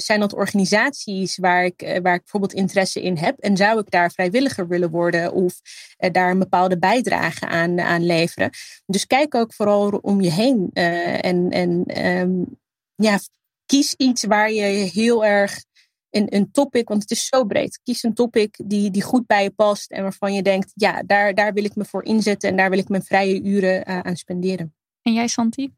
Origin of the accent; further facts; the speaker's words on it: Netherlands; mijn roots liggen in Libië. Eh, en hier opgroeien